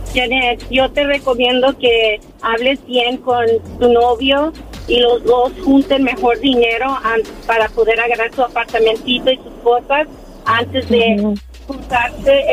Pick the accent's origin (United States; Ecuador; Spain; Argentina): United States; Glendale, California; Soy de Glendale, California pero mis papás son de México y mi esposo también.